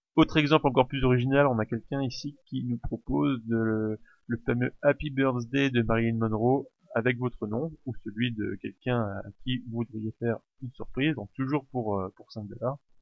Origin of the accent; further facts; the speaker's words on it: France; chez nous en France